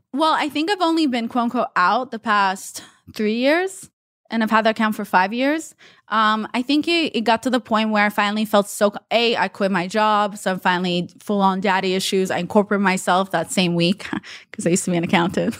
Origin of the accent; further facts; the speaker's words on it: Israel; English is a second language; also born or lived in Russia; now in United States; I'm from Russia. I was raised in Israel, and then we won the green card lottery and moved to the U S.